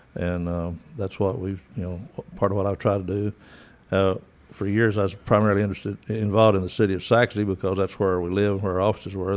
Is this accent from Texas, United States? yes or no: yes; Crane, Texas, United States; moved away; also born or lived in Dallas, Texas; I'm from West Texas, the area out in the old Essenville, and grew up in a little town called Crane.